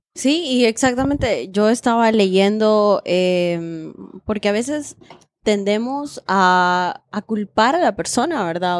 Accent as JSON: {"language": "Spanish", "country": "Honduras", "said": "como hondureña"}